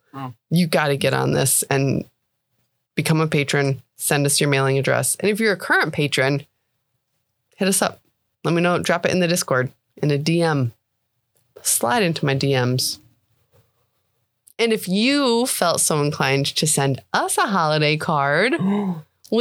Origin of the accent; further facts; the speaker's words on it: New York, United States; we're from New York